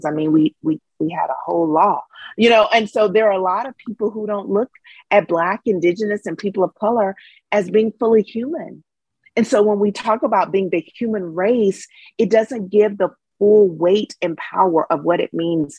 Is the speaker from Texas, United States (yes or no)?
yes; Dallas, Texas, United States; I'm from Dallas, Texas